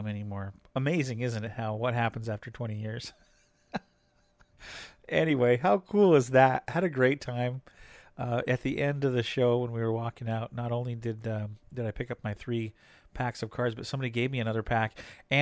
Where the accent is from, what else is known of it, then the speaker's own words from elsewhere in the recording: Hoquiam, Washington, United States; It's a historical theater over in Hoquiam, which is it's my hometown, actually, but not too far from our house.